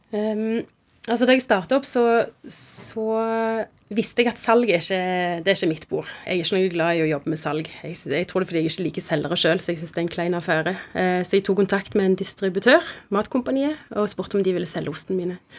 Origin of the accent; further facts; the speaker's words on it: Stavanger, Rogaland, Norway; moved away as an adult; also born or lived in Oslo; hjembyen min Stavanger